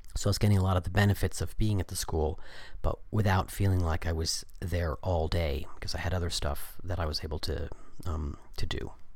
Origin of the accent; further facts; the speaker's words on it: United States; I was coming from the American culture